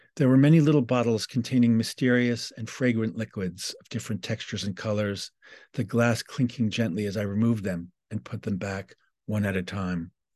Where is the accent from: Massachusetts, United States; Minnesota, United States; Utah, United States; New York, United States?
New York, United States; New York City; I'm from New York City. I was just sharing with Paul our shared childhood geography of the Upper West Side